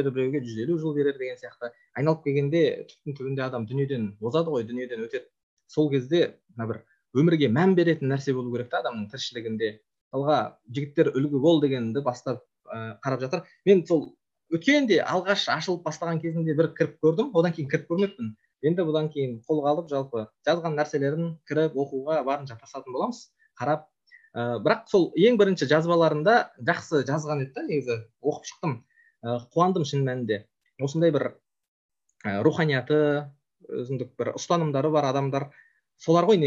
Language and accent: Kazakh; Kazakhstan; біз өзіміз қазақпыз қазақ болып қалуымыз керек